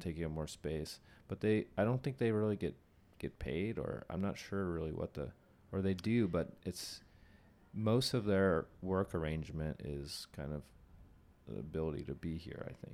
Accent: Bay Area, Silicon Valley, California, United States; I grew up in the, in the Bay Area in Silicon Valley

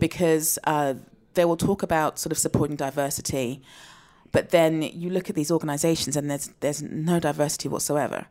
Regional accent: United Kingdom; I'm a black British woman

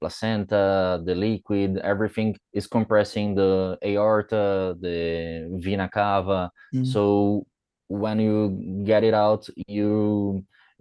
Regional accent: Brazil; English is a second language

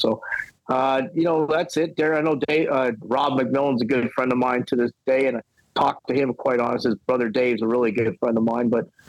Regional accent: Winnipeg, Manitoba, Canada; moved away as an adult; also born or lived in Mississippi; Correct. Yes. Played golf, but I left Winnipeg when I'm, I guess it was 18 years old. So it's been a long time, over 40 years now.

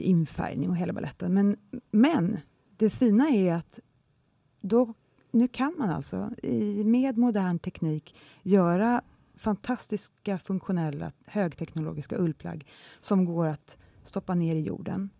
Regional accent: Sweden

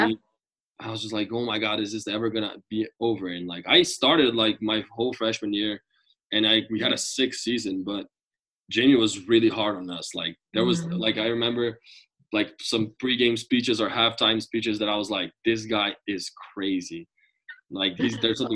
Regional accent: Brazil; moved away as an adult; also born or lived in Denver; I'm from Brazil

